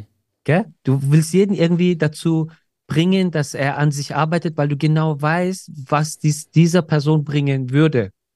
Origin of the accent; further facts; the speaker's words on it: Germany; bei uns in Deutschland